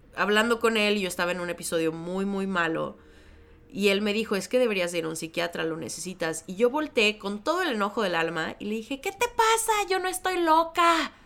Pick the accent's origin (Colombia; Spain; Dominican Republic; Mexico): Mexico; now in Chicago, United States; yo vengo de México originalmente, ahora vivo en Chicago